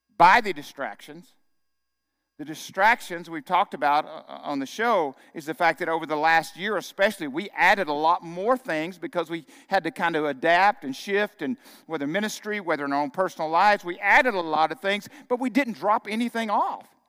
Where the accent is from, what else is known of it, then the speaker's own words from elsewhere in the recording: Arkansas, United States; moved away as an adult; growing up in Arkansas